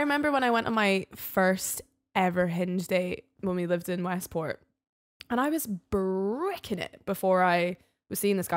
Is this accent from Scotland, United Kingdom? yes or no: yes; the Highlands, Scotland, United Kingdom; now in Edinburgh, United Kingdom; I'm from the Highlands